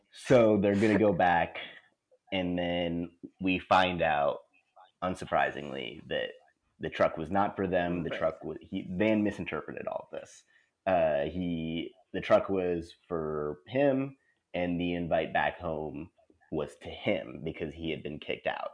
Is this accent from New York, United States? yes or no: no; Texas, United States; growing up in Texas